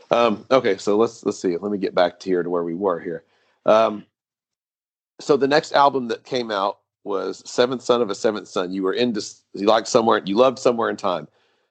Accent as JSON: {"language": "English", "country": "United States", "said": "That's one of the things about being an American"}